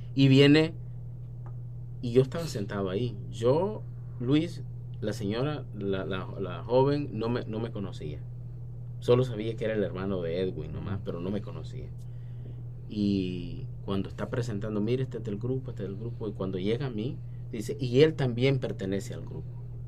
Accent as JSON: {"language": "Spanish", "region": "San Miguel", "country": "El Salvador", "tie": "born or raised there", "also_born_or_lived": "San Salvador", "moved": "yes", "said": "nací en San Salvador, pero mi familia es de San Miguel. Cuando mi papá tuvo que emigrar eh, para Estados Unidos, mi mamá se mudó para San Miguel. Entonces crecí mirando a la Reina de la Paz"}